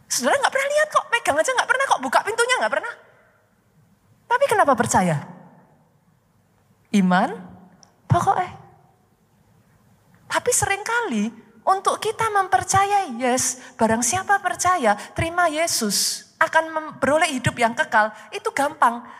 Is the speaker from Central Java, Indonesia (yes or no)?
yes; Surakarta, Central Java, Indonesia; accent: Javanese; Maaf saya dari Solo, saudaraku. Bahasa Jawanya masih keluar.